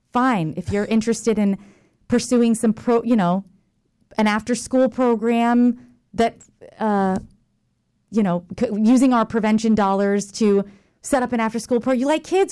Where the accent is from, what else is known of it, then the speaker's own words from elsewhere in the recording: Jacksonville, Florida, United States; I'm from Jacksonville, Florida.